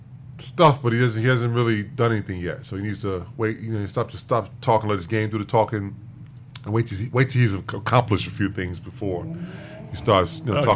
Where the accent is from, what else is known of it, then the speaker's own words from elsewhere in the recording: Chicago, Illinois, United States; My hometown Bulls.